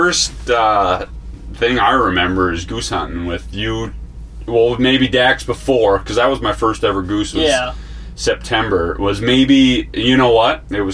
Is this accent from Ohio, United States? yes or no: no; Wisconsin, United States; also born or lived in Utah; now in Rushford, United States; I'm from Wisconsin. He's from Illinois. And now currently live in Minnesota and Montana.